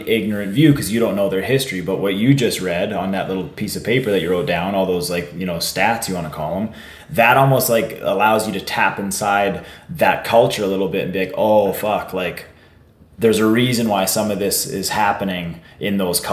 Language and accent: English; Warman, Saskatchewan, Canada; I grew up in Warman